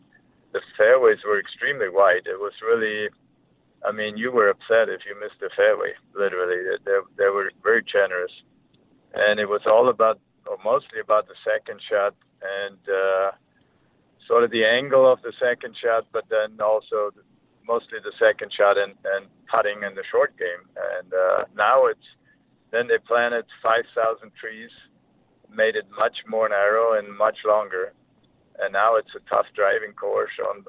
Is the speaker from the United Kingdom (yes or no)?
no; Germany; moved away as an adult; now in United States; growing up in Germany in the winter, I was basically no golf for 4 or 5 months